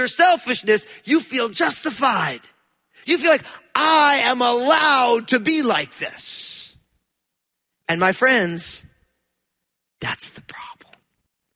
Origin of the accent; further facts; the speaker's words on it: New Jersey, United States; I'm from New Jersey